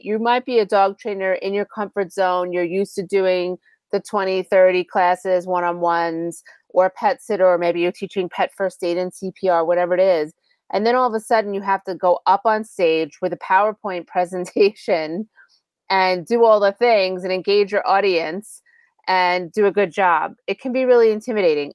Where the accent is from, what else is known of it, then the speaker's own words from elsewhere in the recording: New York, United States; I'm from New York